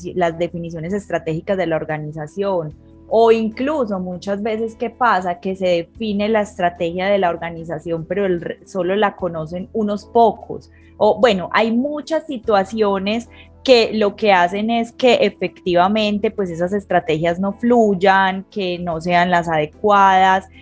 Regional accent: Colombia; aquí en mi país, en Colombia

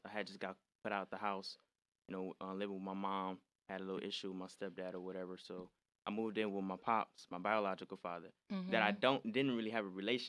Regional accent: Detroit, Michigan, United States; I was born and raised in Detroit, Michigan. That's where I'm from.

